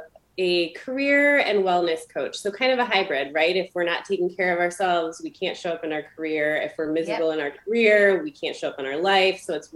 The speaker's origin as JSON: {"language": "English", "region": "Michigan", "country": "United States"}